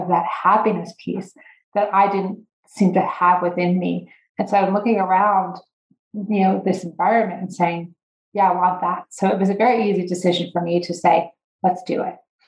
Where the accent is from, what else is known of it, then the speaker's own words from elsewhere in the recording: northern central New Jersey, United States; moved away as an adult; also born or lived in Pennsylvania; now in Colorado, United States; I grew up in a upper middle class family in northern central New Jersey